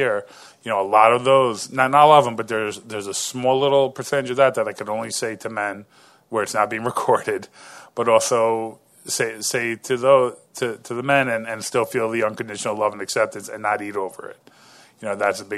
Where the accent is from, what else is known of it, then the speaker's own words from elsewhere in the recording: New York, United States; I'm from New York